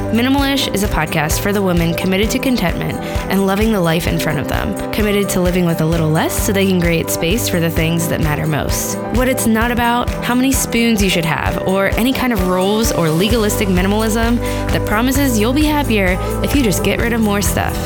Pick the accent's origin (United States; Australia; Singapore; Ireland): United States; Pittsburgh, Pennsylvania; Pittsburgh, which is my hometown.